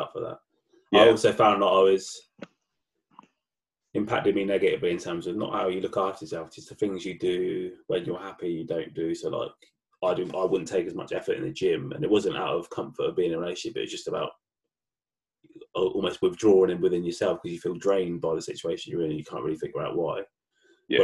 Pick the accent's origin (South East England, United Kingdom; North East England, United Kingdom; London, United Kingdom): South East England, United Kingdom; Reading; where we grew up in Reading, it's a very mixed town anyway.